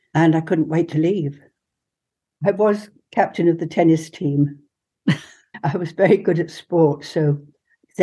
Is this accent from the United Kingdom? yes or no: yes; England, United Kingdom; I was first generation English